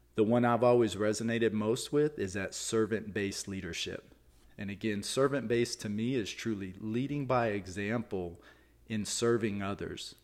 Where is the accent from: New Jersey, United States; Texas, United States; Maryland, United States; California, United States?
Texas, United States; I'm from Texas. I grew up in Texas